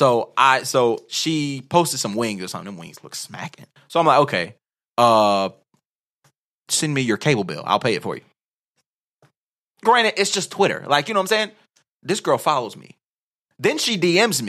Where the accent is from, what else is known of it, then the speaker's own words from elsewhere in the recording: United States; I'm American.